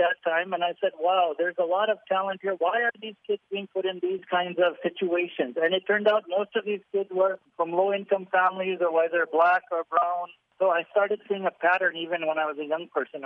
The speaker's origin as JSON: {"language": "English", "town": "Willowbrook", "region": "Illinois", "country": "United States", "tie": "born or raised there", "moved": "as an adult", "lives_now": "India", "said": "I grew up in Willowbrook and went to Hinsdale South High School there"}